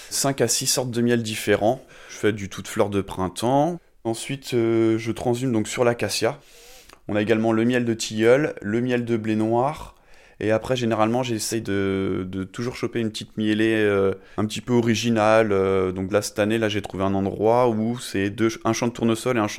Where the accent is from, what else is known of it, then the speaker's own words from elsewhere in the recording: Servon-sur-Vilaine, Brittany, France; je suis de Servon-sur-Vilaine, puis mes ruchers sont euh, à proximité de mon domicile.